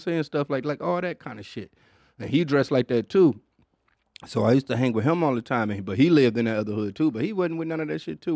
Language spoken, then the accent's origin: English; Detroit, Michigan, United States; growing up in Detroit